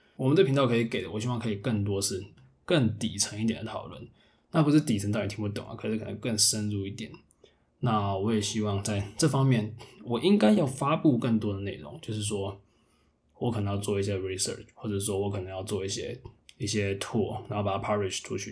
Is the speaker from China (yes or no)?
no; the South, southern Taiwan, Taiwan; moved away; 虽然我是南部人